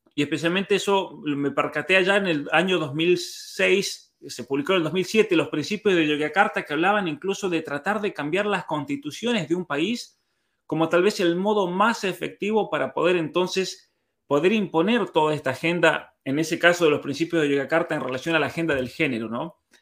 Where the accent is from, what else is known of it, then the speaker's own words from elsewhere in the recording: Argentina; nosotros los que somos de San Juan, de Mendoza